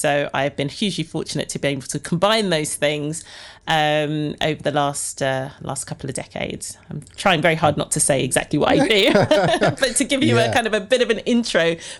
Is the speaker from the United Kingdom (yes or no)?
yes; Ilford, London, United Kingdom; born there; Well, I was born in Ilford, not too far from here, in the East End of, well, where East End meets Essex.